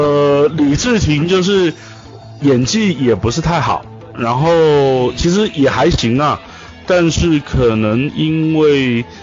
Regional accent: Kaohsiung, Taiwan; 我是来自，呃，台湾宝岛高雄的

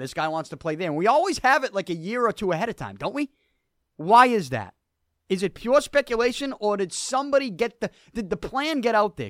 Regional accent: Boston, Massachusetts, United States; I'm from Boston and 'cause I'm a Bruins fan.

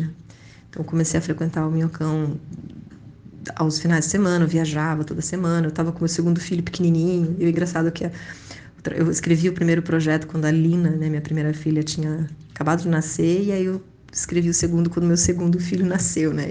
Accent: Brazil; also born or lived in Spain / São Paulo; now in Rio de Janeiro, Brazil; Nasci na Espanha em 1979. Não sou espanhola, vim para o Brasil muito pequena

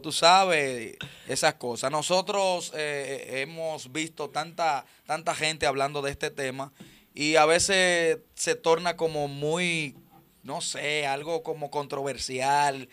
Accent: Dominican Republic; nuestros principios como dominicanos

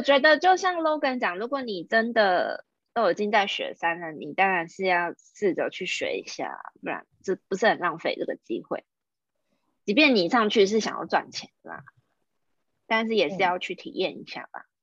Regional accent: Taiwan; 那我们是台湾人呐、啊，台湾人就是要带一 TB 的硬碟。

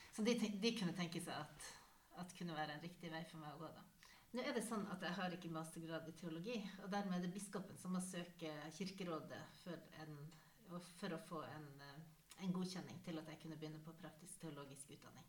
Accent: Northern Norway, Norway; moved away; also born or lived in Nesset; Jeg vokste opp i Nord-Norge

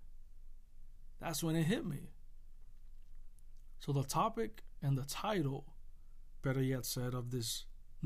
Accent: Puerto Rico; I grew up in Puerto Rico

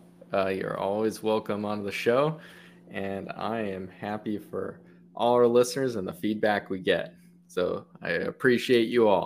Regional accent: Inland Empire, Southern California, United States; I am not from Los Angeles. I am from the very humble and, you know, used to be very overlooked, you know, Inland Empire.

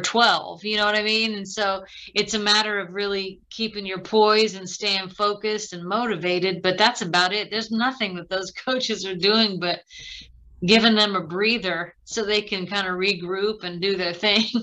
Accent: Midwest, United States; two kids growing up in the Midwest

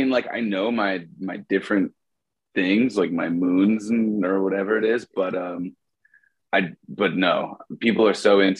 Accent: Michigan, United States; now in Los Angeles, United States; I am also from Michigan, woo, like everybody else. And I live in LA now as an artist.

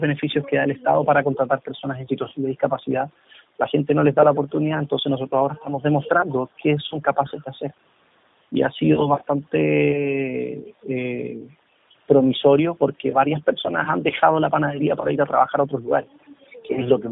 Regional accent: Chile

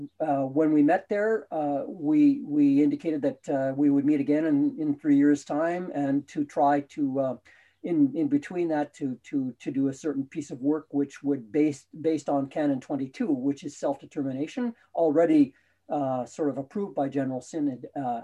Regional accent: Winnipeg, Manitoba, Canada; also born or lived in Selkirk, Manitoba; I was born in Selkirk, Manitoba, a little ways north of Winnipeg. And that's kind of where all my family is. My cousins, my relatives that I grew up with are all there.

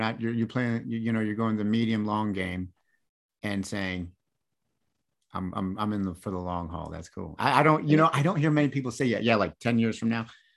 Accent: Michigan, United States; moved away; I grew up in Michigan

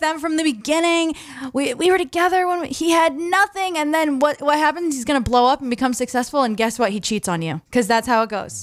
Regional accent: Southern Maine, United States; growing up in Southern Maine my whole life

